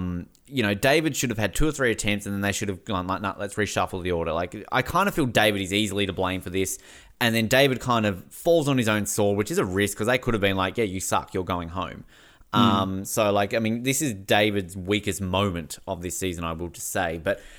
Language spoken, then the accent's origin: English; Tasmania, Australia; and I'm from Tasmania.